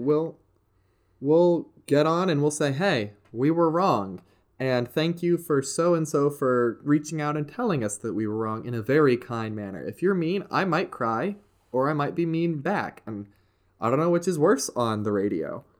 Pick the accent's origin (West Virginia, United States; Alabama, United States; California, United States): West Virginia, United States; I am from good old West Virginia